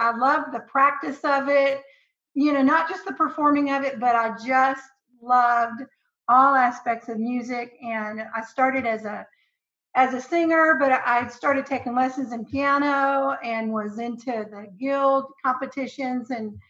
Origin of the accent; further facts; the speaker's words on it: Dallas, Texas, United States; born there; accent: Southern; I was born in Dallas, Texas. Baylor University Hospital, the George W. Truett Wing. You can't get more Southern Baptist than that.